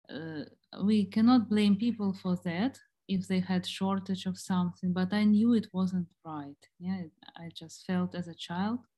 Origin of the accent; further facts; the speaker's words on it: Ukraine; also born or lived in Germany; I was born in Ukraine and uh, then my family moved to Germany. Uh, my father was in the army there. Uh, when I was around nine years old, they returned to Ukraine. So I grew up in Germany actually.